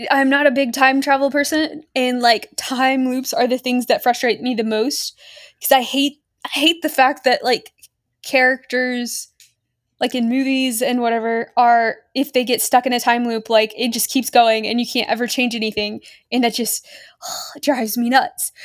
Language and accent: English; Australia; accent: mostly Australian; moved away as an adult; now in United States; I grew up in Australia, but was American born and had lived in America for long enough to actually have an American accent when we moved over.